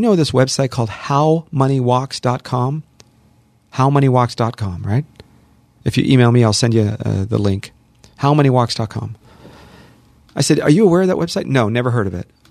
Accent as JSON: {"language": "English", "town": "Los Angeles", "region": "California", "country": "United States", "tie": "born or raised there", "also_born_or_lived": "Hollywood", "said": "I'm born and raised here, born in Hollywood, raised in the San Fernando Valley, lived here my entire life"}